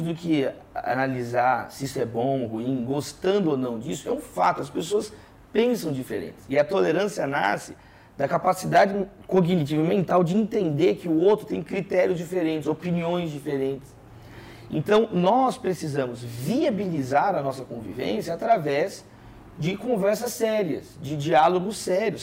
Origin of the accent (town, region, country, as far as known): Brazil